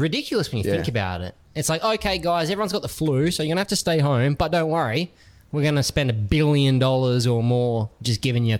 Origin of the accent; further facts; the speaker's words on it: Bahrain; I mean, I grew up in the Middle East, and I went there in 1991. So it was as the Gulf War ended. Like, we went to Bahrain, and there was still oil, like black clouds.